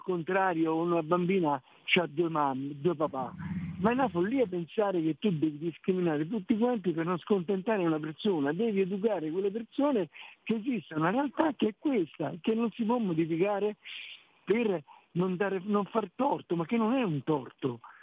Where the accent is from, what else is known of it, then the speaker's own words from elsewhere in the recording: Rome, Lazio, Italy; Io sono romano